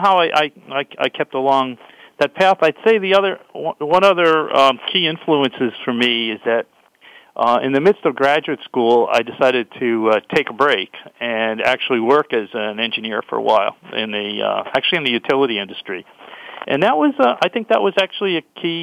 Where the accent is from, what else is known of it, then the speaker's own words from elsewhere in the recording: New York City, New York, United States; I grew up in New York City as a kid from Brooklyn, New York